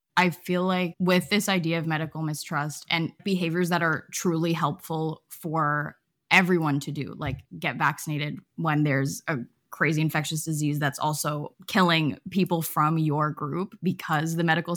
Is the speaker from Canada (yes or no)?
yes; Canada; I'm Canadian